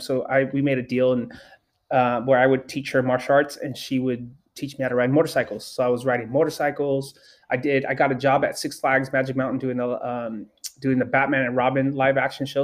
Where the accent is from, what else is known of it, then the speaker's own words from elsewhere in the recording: Los Angeles, California, United States; I grew up in Los Angeles